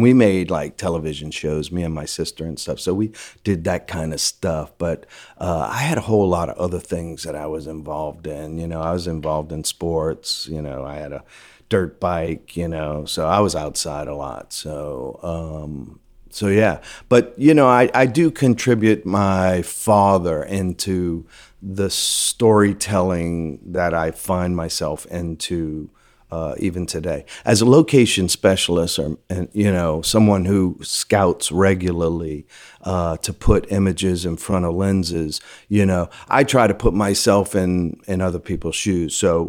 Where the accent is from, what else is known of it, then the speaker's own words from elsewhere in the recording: Louisiana, United States; I liked media. I'm the last of six, born and raised in Louisiana.